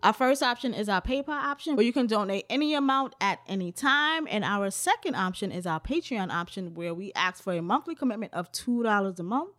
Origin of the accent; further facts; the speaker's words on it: New York City, New York, United States; I am from the Bronx. I've always lived in New York City